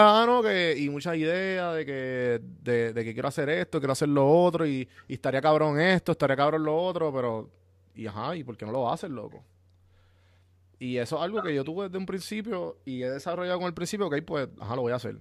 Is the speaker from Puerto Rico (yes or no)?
yes; Puerto Rico; yo soy de San Juan, Guaynabo, Caguas, por esa área